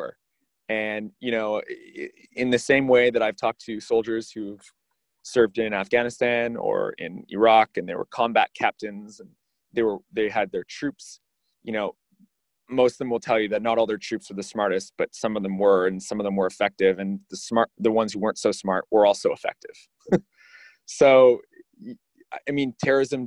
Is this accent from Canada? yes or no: yes; Canada; now in United States; as a Canadian, although I'm in the US now